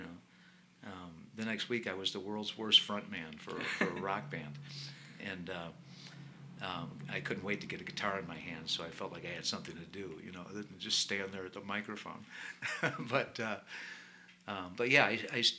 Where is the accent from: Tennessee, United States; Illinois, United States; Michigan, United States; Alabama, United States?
Illinois, United States; Glenview; I grew up in Glenview, Illinois, north of Chicago.